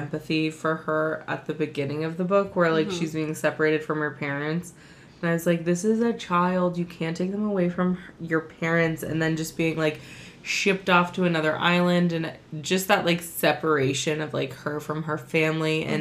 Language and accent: English; California, United States; We're from California. It's the way we talk.